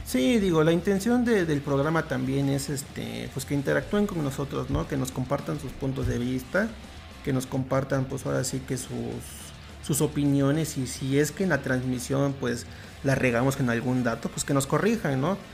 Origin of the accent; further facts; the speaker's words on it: Mexico; nosotros como mexicanos